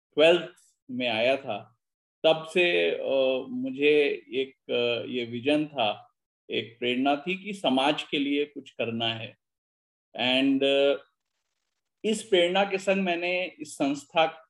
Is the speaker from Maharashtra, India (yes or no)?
no; Lucknow, Uttar Pradesh, India; मैं क्योंकि लखनऊ से आता हूँ तो थोड़ा उर्दू का मिक्सचर आ जाएगा मेरे बोलचाल में